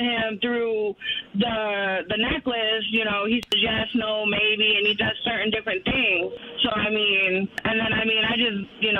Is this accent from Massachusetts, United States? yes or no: yes; Salem, Massachusetts, United States; I mean, I come from Massachusetts, Salem. That's where they originally burned us.